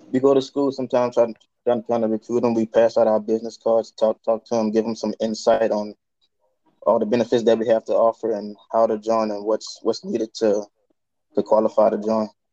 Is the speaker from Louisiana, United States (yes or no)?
yes; Louisiana, United States; now in Chicago, United States; I'm currently a U.S. recruiter from Louisiana. I'm recruiting in Chicago right now